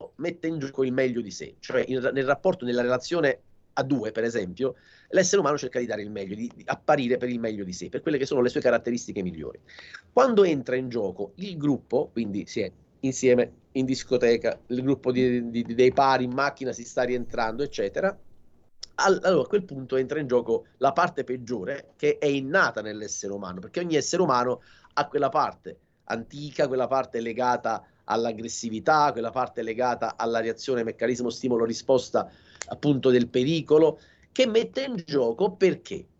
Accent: Salerno, Campania, Italy; sono di Salerno, quindi eh, la, la, città di Salerno la vivo benissimo

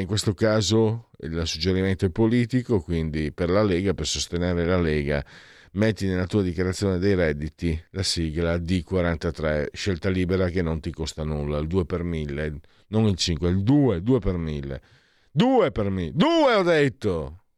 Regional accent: Friuli-Venezia Giulia, Italy; da dove vengo io vale di più San Marco o la festa del vino, c'è la sagra del vino di Casascia che è la festa del vino, praticamente la festa regionale in Friuli

